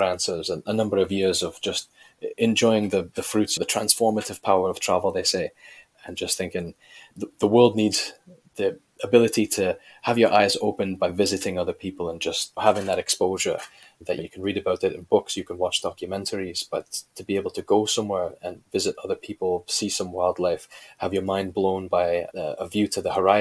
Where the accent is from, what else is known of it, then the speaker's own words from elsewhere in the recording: Canada; moved away as an adult; also born or lived in United Kingdom / Germany / China; I'm originally from Canada, left to Great Britain, and not long after, joined the British Army